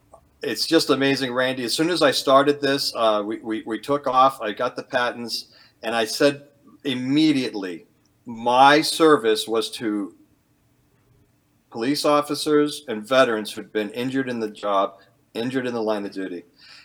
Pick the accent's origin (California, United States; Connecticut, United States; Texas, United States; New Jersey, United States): California, United States; born there; also born or lived in Arizona; now in Maine, United States; I was born in California, so I wanted to come west, and always loved the desert.